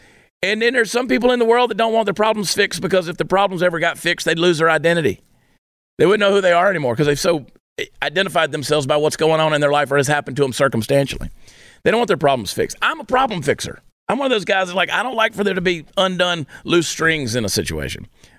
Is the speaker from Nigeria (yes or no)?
no; New Jersey, United States; born there; people love to give me a hard time because I was born in New Jersey.